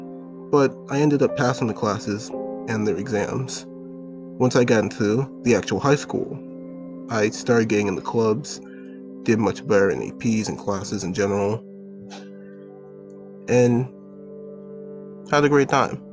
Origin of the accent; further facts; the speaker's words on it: Long Island, New York, United States; I was born on Long Island in 2002 and have been on the island for most of my life